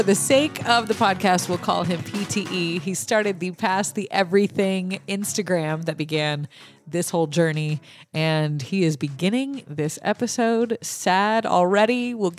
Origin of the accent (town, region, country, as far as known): Lafayette, Louisiana, United States; born or raised there